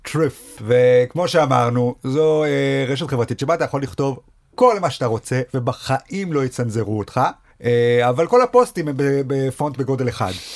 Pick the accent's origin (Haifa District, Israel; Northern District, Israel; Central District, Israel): Central District, Israel; Rishon LeZion; moved away as an adult; also born or lived in Sderot / Jerusalem; now in Tel Aviv, Israel; כל חיי גדלתי בראשון.